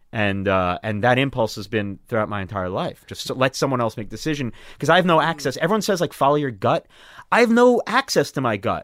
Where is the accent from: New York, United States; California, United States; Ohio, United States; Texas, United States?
New York, United States; Long Island; now in Brooklyn, United States; I grew up on Long Island surrounded by Jews.